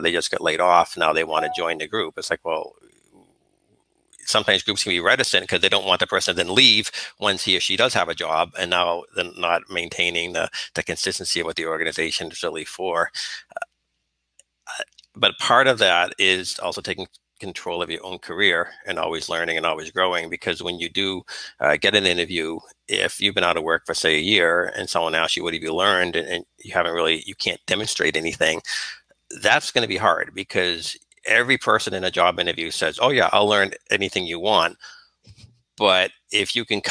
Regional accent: Northeast, United States; Growing up in the Northeast

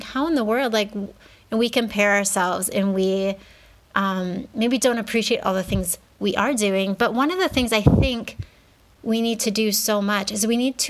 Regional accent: United States; moved away as an adult; now in Mexico; I grew up in the States where we didn't even start preschool until we were 4

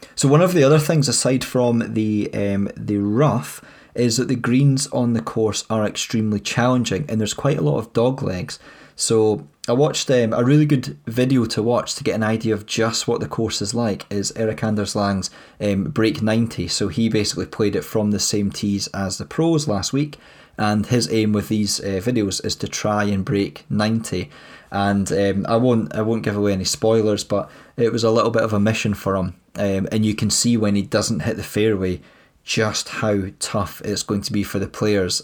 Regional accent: Scotland, United Kingdom; we're Scottish

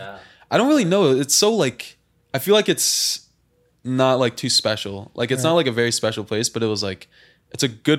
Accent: Santa Clarita, California, United States; also born or lived in Saugus, California; And I grew up in Saugus at first and then moved to Valencia and then was there like my whole life.

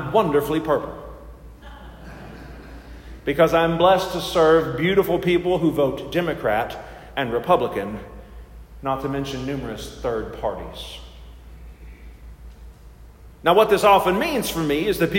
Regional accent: United States; we as the American church

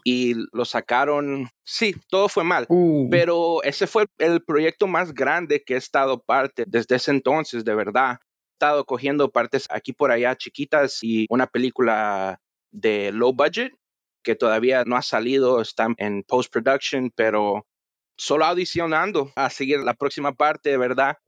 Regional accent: Miami, Florida, United States; also born or lived in Honduras / Baja California, Mexico / Los Angeles, California; yo también nací en Honduras, pero mi mamá me trajo a, a Miami cuando yo tenía como cuatro años

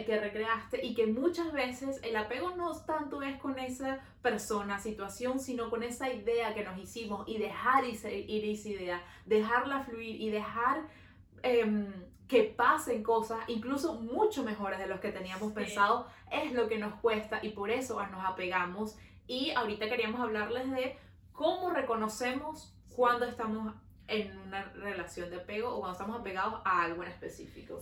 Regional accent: Venezuela; now in Montreal, Canada

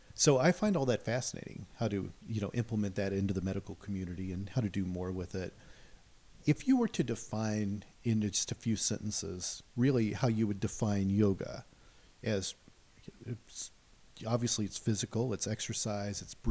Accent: Midwest, United States; I grew up in the Midwest.

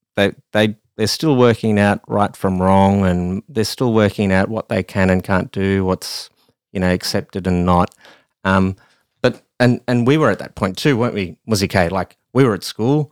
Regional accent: Australia; I am an Australian

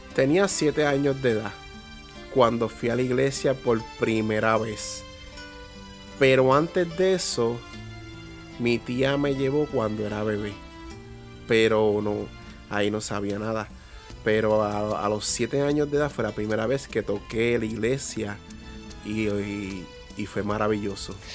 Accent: Peñuelas, Puerto Rico; also born or lived in Yauco, Puerto Rico; Pues yo nací en Yauco, Puerto Rico, y mi crianza fue en Peñuelas, en un sector llamado La Moca

